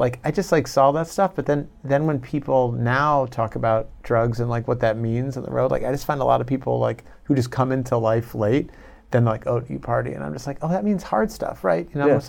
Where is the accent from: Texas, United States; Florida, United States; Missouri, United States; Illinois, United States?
Illinois, United States; Chicago; moved away as an adult; also born or lived in Long Island / Iowa / New York / Los Angeles; So we moved to Chicago when I was like two. So I grew up my whole life and I went to school in Iowa. So I'm pretty much Midwest.